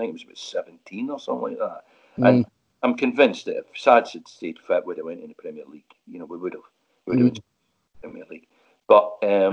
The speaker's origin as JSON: {"language": "English", "town": "Glasgow", "region": "Scotland", "country": "United Kingdom", "moved": "yes", "said": "I'm from Glasgow"}